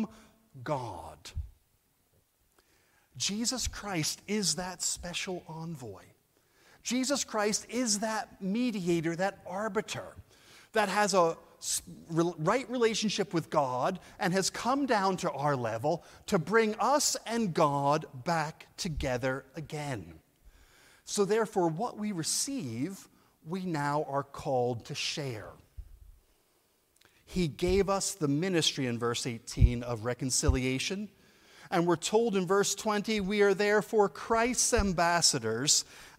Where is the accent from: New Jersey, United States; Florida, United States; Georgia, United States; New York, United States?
New Jersey, United States; now in Edinburgh, United Kingdom; I'm from New Jersey, but I live in Edinburgh.